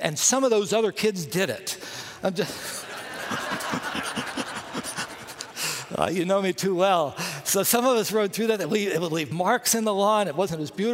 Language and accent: English; Bluefield, West Virginia, United States; I grew up in Bluefield, West Virginia